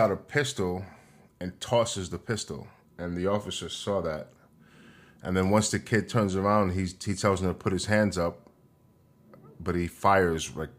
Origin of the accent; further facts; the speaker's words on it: New York, United States; I'm from New York and I grew up here, and New York, I mean, there are conservatives here, but it's mostly liberals.